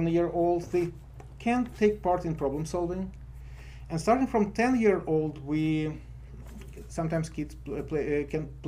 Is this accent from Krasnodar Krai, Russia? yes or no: no; Moscow, Russia; moved away; I'm from Moscow